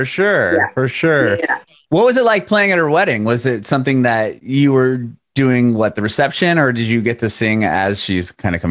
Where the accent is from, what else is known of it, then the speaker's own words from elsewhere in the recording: San Diego, California, United States; moved away as an adult; now in Nashville, United States; I'm now in Nashville, but I'm originally was born and raised in San Diego. So I was, I just moved here with my family a little over a year ago.